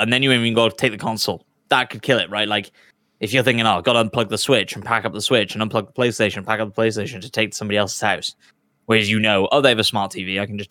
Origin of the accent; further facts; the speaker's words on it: Wales, United Kingdom; We my sister owns a restaurant in my hometown, and so we went there for Christmas dinner.